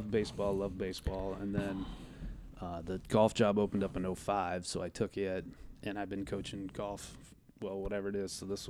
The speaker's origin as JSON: {"language": "English", "town": "Colfax", "country": "United States", "tie": "born or raised there", "said": "I grew up in Colfax."}